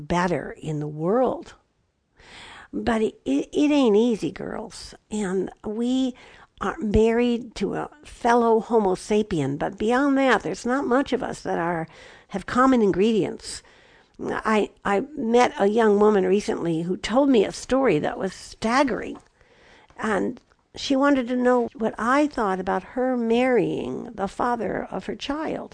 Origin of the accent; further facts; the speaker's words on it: Chicago, Illinois, United States; now in Southwest, United States; I grew up in Chicago